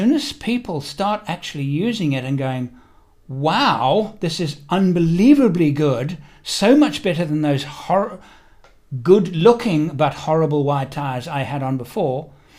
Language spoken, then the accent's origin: English; South Africa; moved away as an adult; also born or lived in England / United Kingdom; now in Perth, Australia; I'm actually English born. I spent 38 years living in South Africa